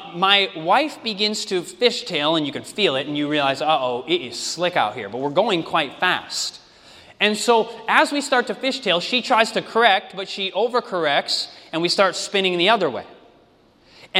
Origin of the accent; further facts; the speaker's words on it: Michigan, United States; moved away; also born or lived in Oregon; I'm originally from Michigan